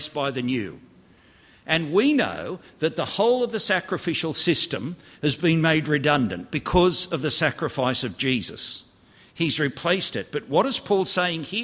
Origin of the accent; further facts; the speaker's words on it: Australia; I grew up in Australia